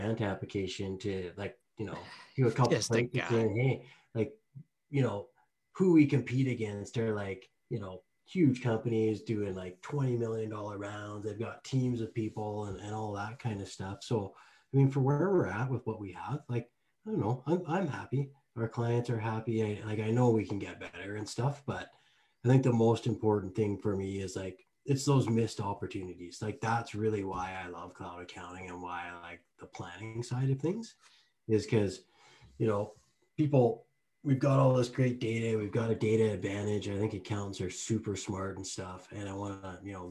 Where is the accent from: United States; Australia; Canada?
Canada; Lethbridge, Alberta; born or raised there